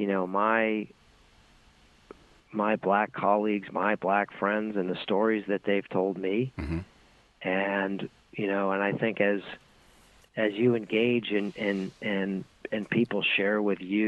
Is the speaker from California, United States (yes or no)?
no; Boston, Massachusetts, United States; I grew up in Boston, Massachusetts